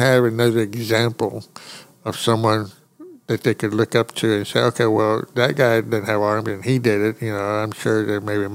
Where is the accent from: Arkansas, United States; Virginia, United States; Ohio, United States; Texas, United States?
Texas, United States; Port Arthur; also born or lived in Mexico City, Mexico; I grew up in Port Arthur, Texas